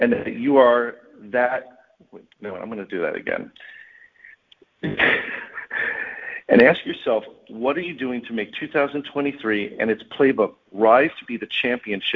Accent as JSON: {"language": "English", "town": "Bloomfield", "region": "New Jersey", "country": "United States", "tie": "born or raised there", "said": "I grew up in Bloomfield, New Jersey, exit 151"}